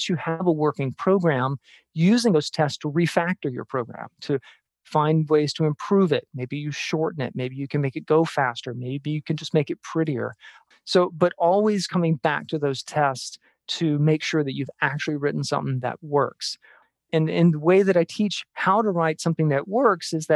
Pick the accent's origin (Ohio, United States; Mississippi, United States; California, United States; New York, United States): Mississippi, United States; Jackson; moved away; also born or lived in Tucson; I'm from Jackson, Mississippi